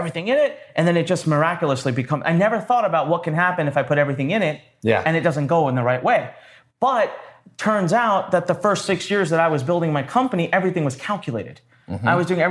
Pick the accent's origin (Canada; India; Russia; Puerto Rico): India; Punjab; also born or lived in Gaithersburg, Maryland; now in Maryland, United States; I am originally from India